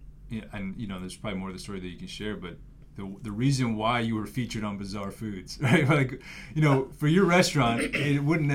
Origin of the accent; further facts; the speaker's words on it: Iowa, United States; also born or lived in New York City; I grew up in Iowa.